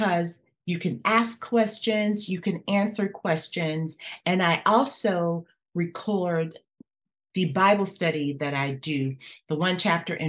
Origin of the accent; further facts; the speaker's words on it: Los Angeles, California, United States; also born or lived in Louisiana; being born in Louisiana with my grandmother, where it was all about worship and serving in the church, but then living with my mom in California, where it was not about that at all. And then growing up in Los Angeles